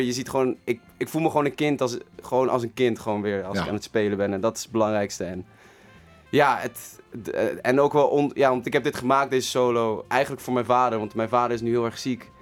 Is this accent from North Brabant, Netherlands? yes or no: no; The Hague, South Holland, Netherlands; ik kom zeker uit Den Haag